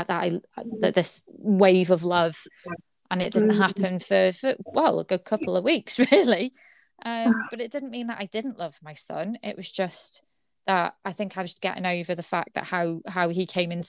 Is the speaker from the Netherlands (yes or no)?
no; United Kingdom; especially as British, we like to be all stiff upper lip